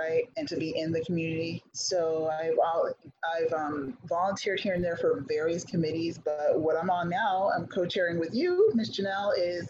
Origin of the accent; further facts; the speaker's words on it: Fort Pierce, Florida, United States; being raised in Fort Pierce